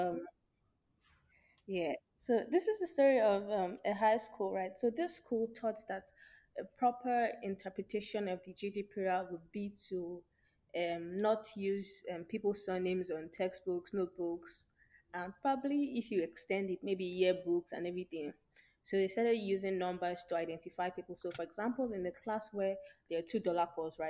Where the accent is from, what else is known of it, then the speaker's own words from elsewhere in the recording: Nigeria; as a Nigerian mother